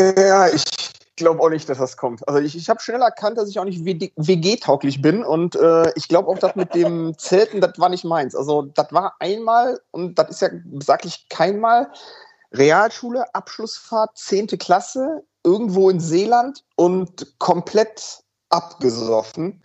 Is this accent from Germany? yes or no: yes; Cologne, North Rhine-Westphalia, Germany; now in Hamburg, Germany; ich bin ja gebürtiger Kölner